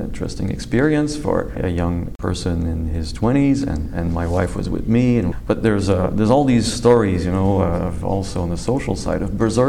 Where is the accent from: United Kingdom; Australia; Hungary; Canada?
Canada; Quebec City, Quebec; moved away as an adult; also born or lived in California; now in Buffalo, United States; I'm from Quebec City.